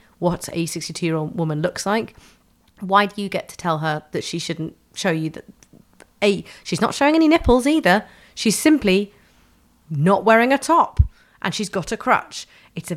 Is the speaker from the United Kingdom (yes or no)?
yes; London, United Kingdom; I grew up in Tufnell Park in Camden